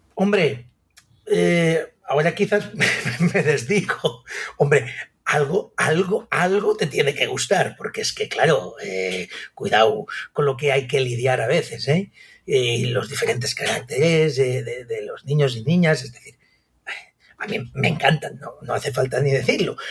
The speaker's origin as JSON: {"language": "Spanish", "town": "Sant Carles de la Ràpita", "region": "Catalonia", "country": "Spain", "tie": "born or raised there", "said": "soy nacido en San Carles de la Rápida"}